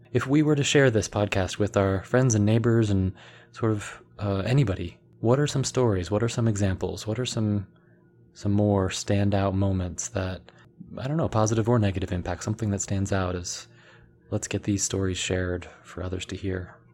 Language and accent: English; Washington, District of Columbia, United States; I was born in the Washington, D C area in the States